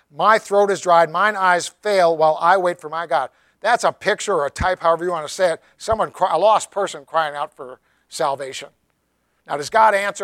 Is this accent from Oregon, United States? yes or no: no; Tennessee, United States; I'm from Tennessee.